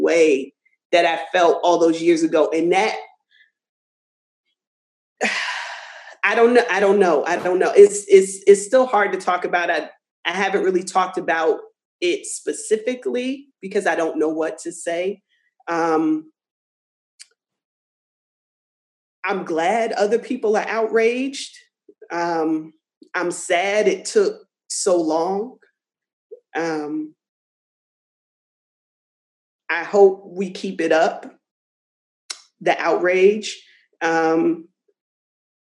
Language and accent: English; New Jersey, United States; I'm born and raised in New Jersey, but I certainly by way of the South.